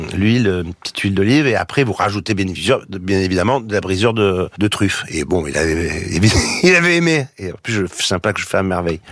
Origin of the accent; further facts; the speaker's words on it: Marseille, Provence-Alpes-Côte d'Azur, France; moi je suis de Marseille